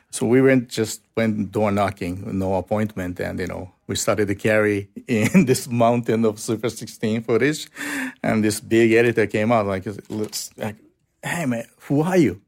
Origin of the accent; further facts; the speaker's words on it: Osaka, Japan; English is a second language; So we went south to my hometown